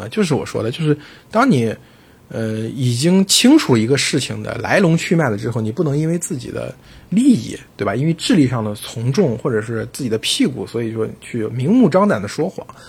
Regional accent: China; 我们中国人

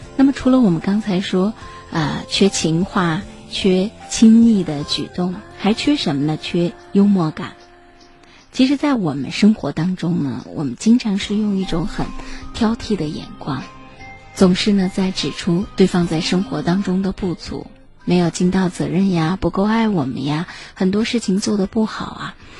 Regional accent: Shaanxi, China; 咱们陕西的这个方言

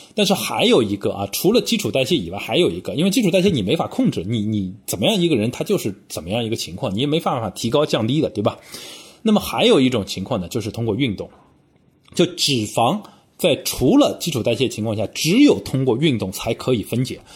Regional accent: Shanghai, China; now in London, United Kingdom; 我们上海话叫

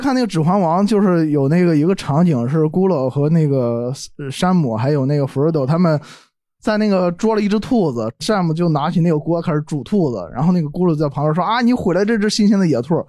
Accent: Shandong, China; 我是山东人，

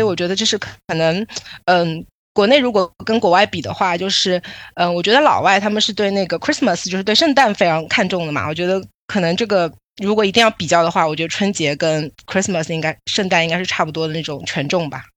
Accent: Shanghai, China; 我家就在上海嘛，我，上海人，然后平时也在那个上海生嗯。活跟工作

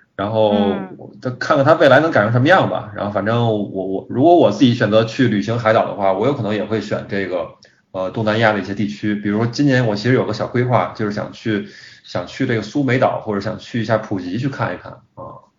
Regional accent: Beijing, China; 因为咱们都是北京人嘛

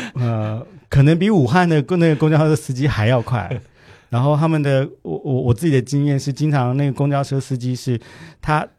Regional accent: Taiwan; 我们在台湾小

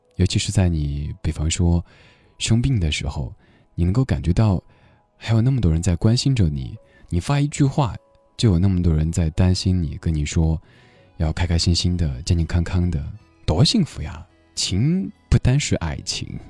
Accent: Sichuan, China; accent: Sichuanese; now in Beijing, China; 用我们四川话讲

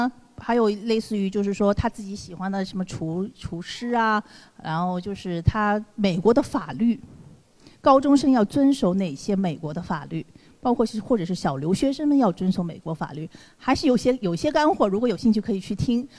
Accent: China; 美我们中国人毕竟在美国属于一个少数主义

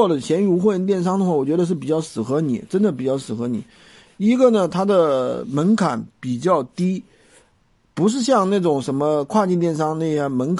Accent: Dazhou, Sichuan, China; 达州啊，达州是我老家哎，

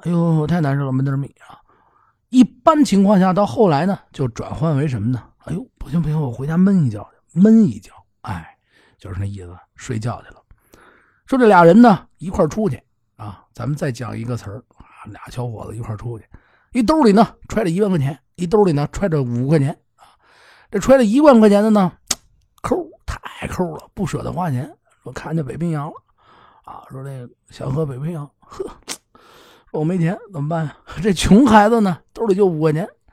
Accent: Beijing, China; 咱们北京人

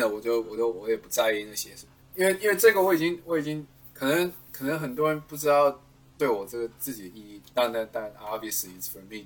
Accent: Taiwan; now in United States; 真的是回我家乡第一次比赛

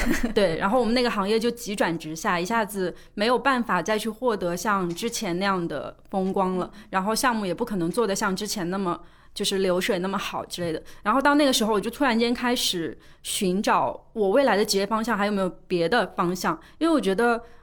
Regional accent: Suzhou, Jiangsu, China; 我是江苏人嘛，苏州人，我们那边有一个很重要的事情就是读书

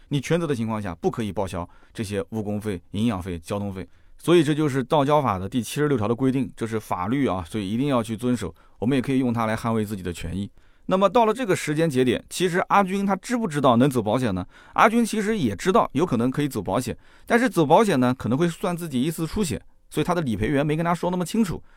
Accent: Jiangsu, China; 在我们江苏这边呢

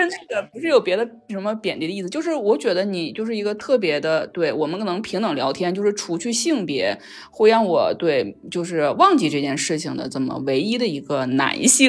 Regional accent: China; 我们中国人

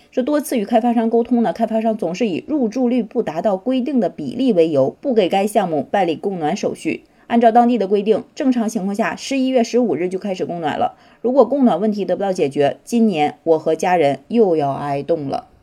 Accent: northern China, China; 我作为一个北方人

